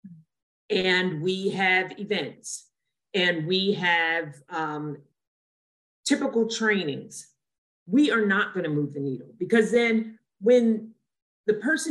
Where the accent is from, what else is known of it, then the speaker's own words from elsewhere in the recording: Trenton, New Jersey, United States; also born or lived in Lumberton, New Jersey; I grew up in Trenton, which is a low-income area